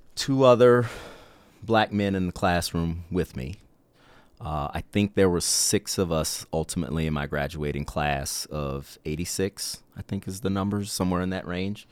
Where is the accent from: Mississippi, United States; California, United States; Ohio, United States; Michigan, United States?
Mississippi, United States; Mississippi Gulf Coast, United States; growing up in South Mississippi, uh, on the Mississippi Gulf Coast